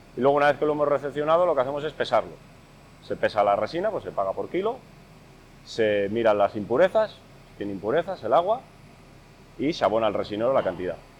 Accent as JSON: {"language": "Spanish", "region": "Castile and León", "country": "Spain", "said": "nuestra tierra, aquí en Castilla y León"}